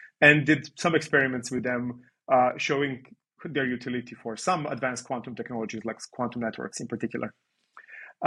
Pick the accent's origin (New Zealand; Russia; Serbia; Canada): Serbia; moved away as an adult; also born or lived in Belgrade, Serbia / Netherlands; I come from Serbia, where I did my undergrad in Belgrade.